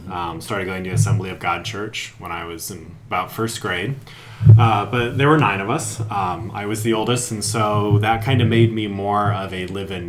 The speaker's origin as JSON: {"language": "English", "region": "Appalachian Mountains of Pennsylvania", "country": "United States", "tie": "born or raised there", "moved": "yes", "said": "I was raised in the Appalachian Mountains of Pennsylvania, northeastern, almost central, the very end of the Appalachians, which is it's a different world."}